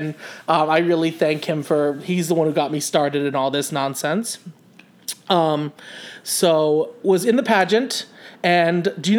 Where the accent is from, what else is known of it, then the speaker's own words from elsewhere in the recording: southern Rhode Island, United States; moved away as an adult; also born or lived in South Kingstown, Rhode Island; I born and raised in Rhode Island, southern Rhode Island, okay. Right on the beach. I went to high school in South Kingston, Rhode Island